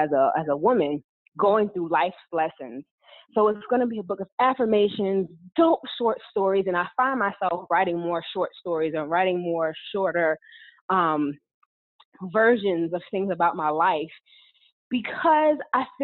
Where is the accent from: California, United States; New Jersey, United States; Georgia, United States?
New Jersey, United States; Englewood; also born or lived in North Carolina; now in Dallas, United States; I am originally born and raised in Englewood, New Jersey, in Northern Jersey